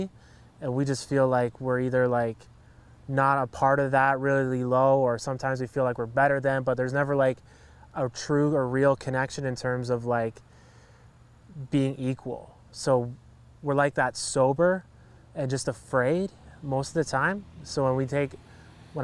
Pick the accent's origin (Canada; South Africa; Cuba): Canada; Hamilton, Ontario; where I grew up in Hamilton was really, I was living in poverty